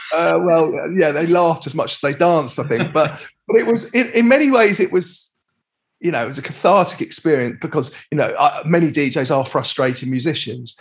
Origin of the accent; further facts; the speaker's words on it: London, United Kingdom; I was brought up in Crouch End in North London.